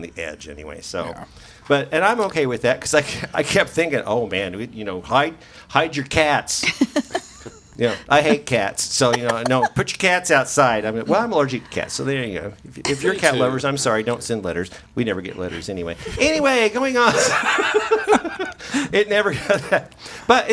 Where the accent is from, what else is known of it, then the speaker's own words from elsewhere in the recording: Springfield, Missouri, United States; moved away as an adult; now in Branson, United States; I was raised in Springfield